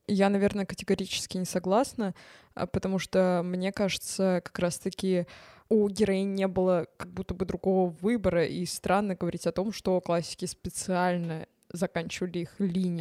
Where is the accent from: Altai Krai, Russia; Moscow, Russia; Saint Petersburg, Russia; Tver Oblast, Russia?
Tver Oblast, Russia; Tver; я из Твери